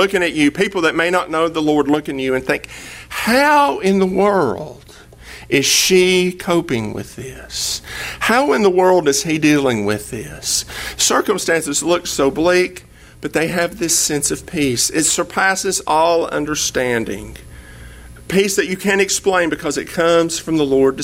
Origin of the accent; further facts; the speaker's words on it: East Tennessee, United States; now in Texas, United States; I'm from East Tennessee, and there's a river about 15 miles from my house called the Hiwassee River